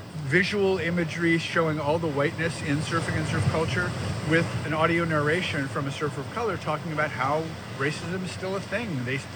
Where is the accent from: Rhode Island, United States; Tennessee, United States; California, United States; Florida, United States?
California, United States; Manhattan Beach; I grew up in Manhattan Beach in surf culture.